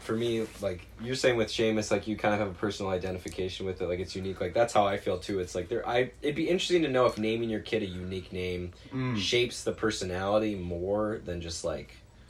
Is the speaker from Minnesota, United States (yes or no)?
yes; Rochester, Minnesota, United States; I am from Rochester, like Minnesota.